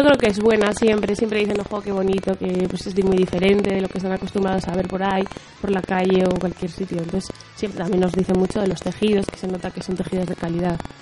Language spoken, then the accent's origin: Spanish; Laredo, Cantabria, Spain; al ser de aquí me supone menos esfuerzo y darme a conocer en mi tierra también me incentiva más